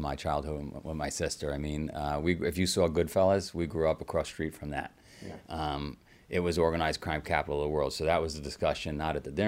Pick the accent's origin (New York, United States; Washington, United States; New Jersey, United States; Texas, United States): New York, United States; New York City; I grew up in Queens in a little neighborhood called Howard Beach